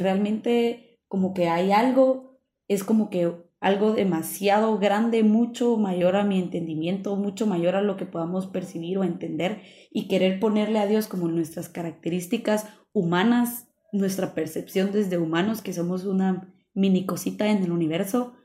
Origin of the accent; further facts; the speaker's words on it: Guatemala; nosotros estamos hablando desde nuestro contexto como guatemaltecos